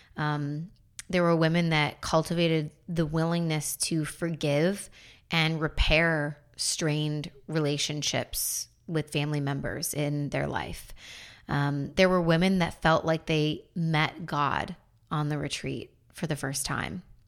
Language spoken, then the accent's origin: English; Buffalo, New York, United States; also born or lived in North Carolina; now in Florida, United States; in my hometown of Buffalo